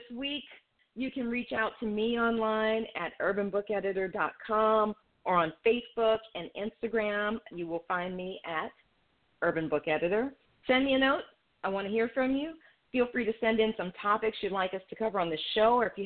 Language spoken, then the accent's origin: English; New Orleans, Louisiana, United States; I'm from New Orleans